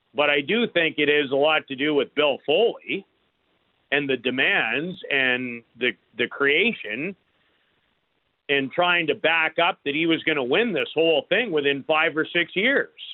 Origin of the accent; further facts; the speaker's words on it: Canada; As an incredibly proud Canadian